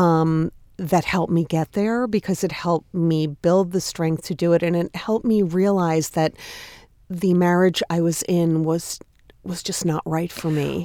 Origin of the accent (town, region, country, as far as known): Long Island, New York, United States; born or raised there; moved away as an adult; also born or lived in Massachusetts; now in New York City, United States